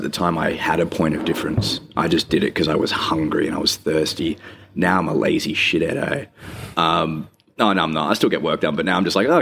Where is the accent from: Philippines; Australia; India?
Australia; Rockingham, Western Australia; now in Perth, Australia; I grew up in Rockingham